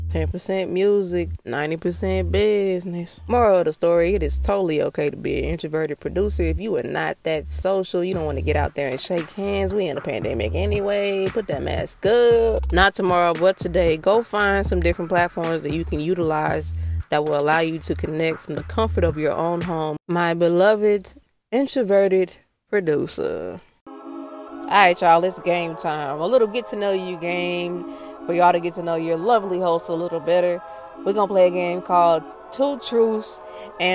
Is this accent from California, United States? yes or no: no; Texas, United States; I'm from Texas